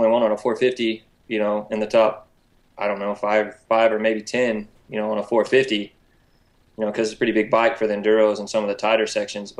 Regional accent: Oklahoma City, Oklahoma, United States; I'm from Oklahoma City, born and raised

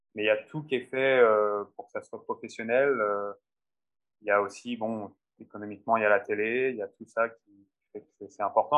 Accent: France; moved away as an adult; now in Finland; en tant que Français

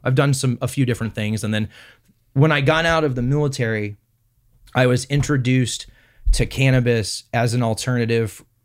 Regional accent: Houston, Texas, United States; moved away as an adult; now in Medford, United States; I was born in Texas, and then my, and then my parents live in Houston.

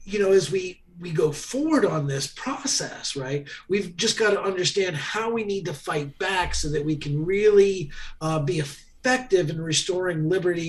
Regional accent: Ohio, United States; in Ohio, my home state

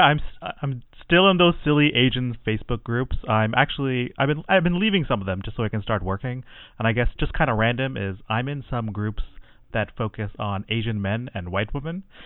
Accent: Canada; I'm Tamil Canadian

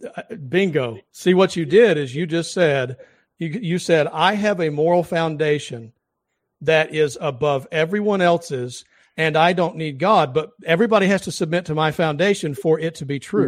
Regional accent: the South, United States; I'm from the South

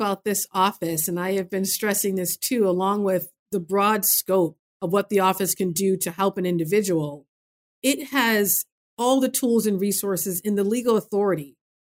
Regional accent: Massachusetts, United States; as I did growing up in Massachusetts

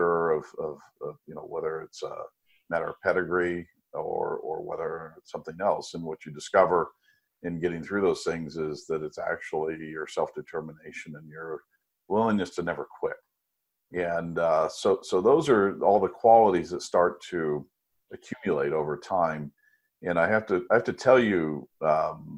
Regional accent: United States; also born or lived in France

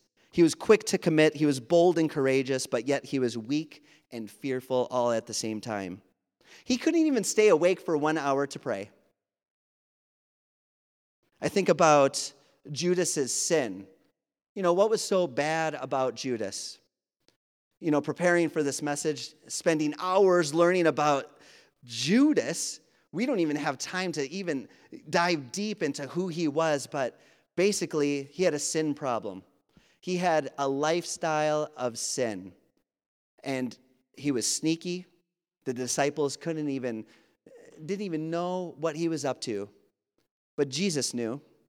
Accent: Wisconsin, United States; accent: Wisconsin; I'm from Wisconsin. I'm very proud to be from Wisconsin, except I do tell people I lived away for 20 years, okay? And I lost my accent, but then it comes back super quick, so that's why you can understand me. I have a Wisconsin accent

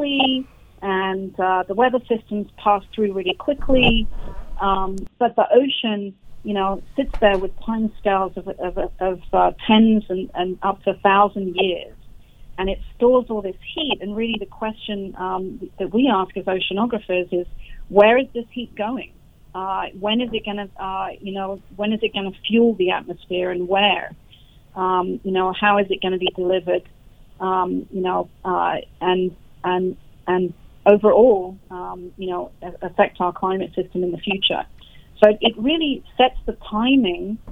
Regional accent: United Kingdom; where I grew up in the United Kingdom.

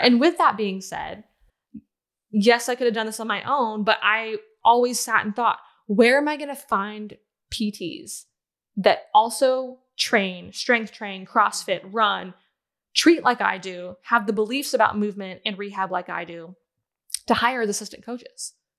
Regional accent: Southern Pines, North Carolina, United States; also born or lived in Ohio; I was born and raised in Ohio, but I called the Carolinas home because we moved there after elementary school

